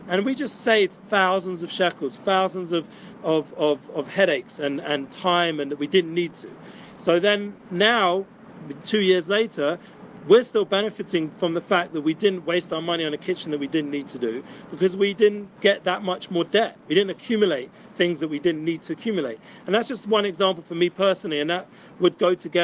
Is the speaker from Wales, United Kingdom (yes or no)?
no; London, United Kingdom; now in Jerusalem, Israel; usually I'm from England, from London